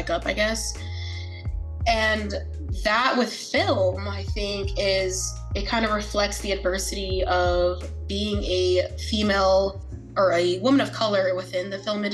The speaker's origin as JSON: {"language": "English", "town": "New York City", "region": "New York", "country": "United States", "tie": "born or raised there", "also_born_or_lived": "Queens, New York", "said": "growing up in Brooklyn, New York, and then going to Queens"}